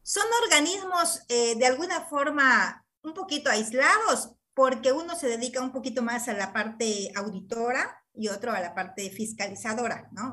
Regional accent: Mexico; nosotros como ciudadanos mexicanos

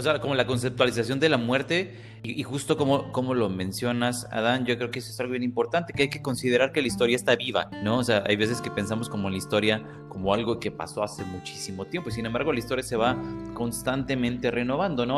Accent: Mexico; como mexicanos y como latinoamericanos, pues al final somos un pueblo

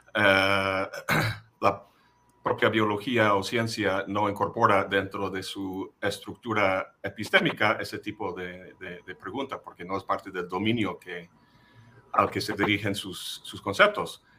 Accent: United States; first language English; Spanish is a second language; moved away as an adult; also born or lived in Boston; now in Xalapa, Mexico; yo nací en el imperio, ah, mi lengua materna es el inglés

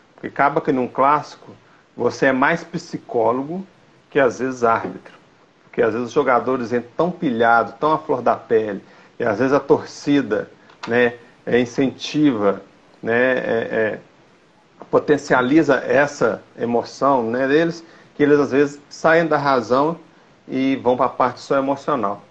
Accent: Belo Horizonte, Minas Gerais, Brazil; now in Sete Lagoas, Brazil; eu sou de Belo Horizonte, né? Hoje eu estou morando em Sete Lagoas

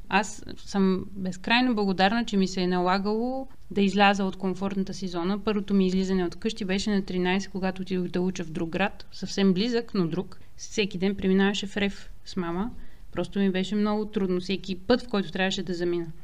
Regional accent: Troyan, Lovech Province, Bulgaria; moved away; Ние в Троян доскоро нямахме светофар.

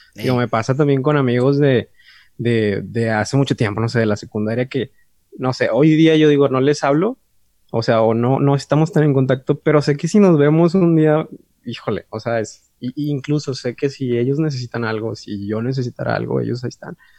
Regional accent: San Nicolás de los Garza, Nuevo León, Mexico; nacido aquí en San Nicolás de los Garza. De hecho, no soy regio, soy Ay, Nicolaita.

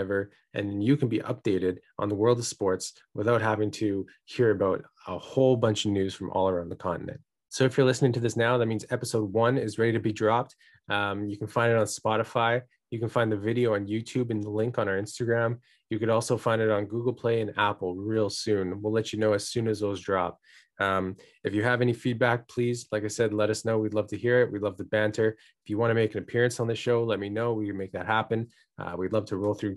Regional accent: Vancouver, British Columbia, Canada; we're from Vancouver.

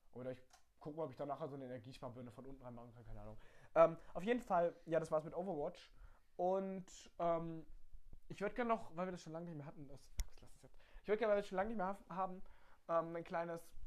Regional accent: Baden-Württemberg, Germany; Wir kommen aus Baden-Württemberg

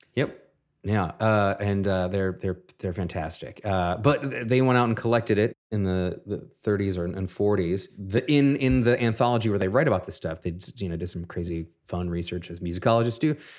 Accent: Minneapolis, Minnesota, United States; in my hometown of Minneapolis

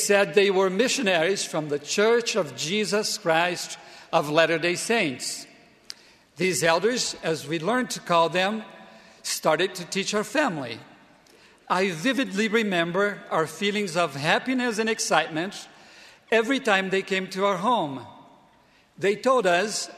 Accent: Brazil; moved away as an adult; also born or lived in Provo, Utah; my home country, Brazil

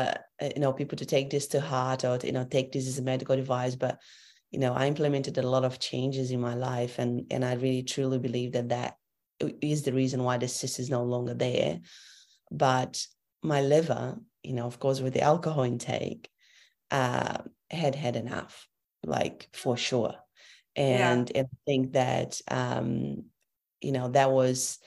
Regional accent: Brazil; also born or lived in Europe; now in Brisbane, Australia; I come from Brazil

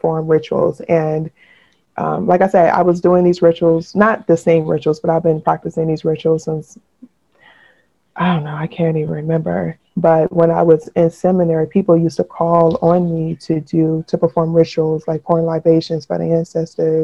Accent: United States; in being American, you know, we're socially Christian

